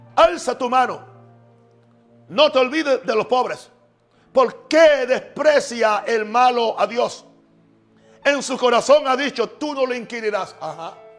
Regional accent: United States; en mi país también, en Estados Unidos

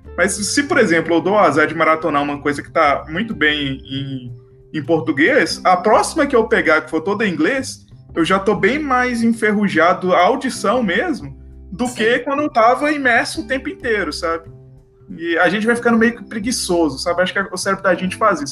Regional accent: Brazil; accent: Brazilian; Eu tenho sotaque de brasileiro

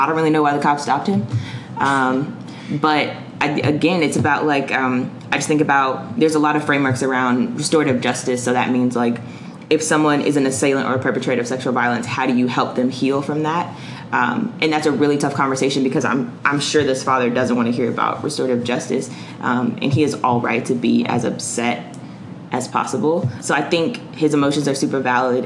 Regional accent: Charlotte, North Carolina, United States; I grew up in Greer Heights, which is like a low-income community in Charlotte

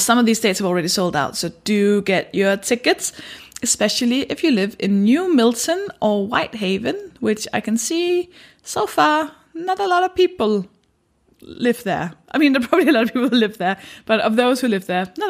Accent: Denmark; I'm a stand-up comedian, and I'm from Denmark

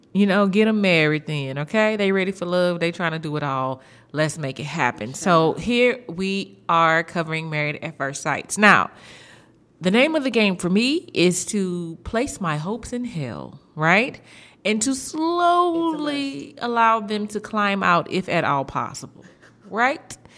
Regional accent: Houston, Texas, United States; I'm from Houston

